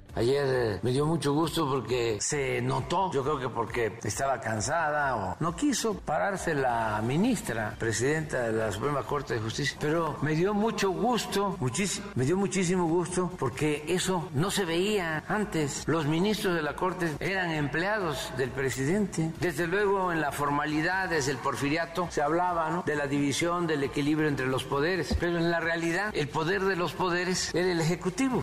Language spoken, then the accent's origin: Spanish; Mexico; como mexicano